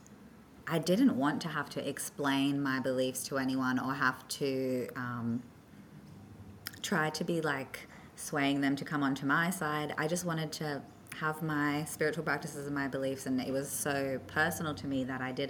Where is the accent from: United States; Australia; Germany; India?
Australia; also born or lived in South Africa; because I grew up in Oz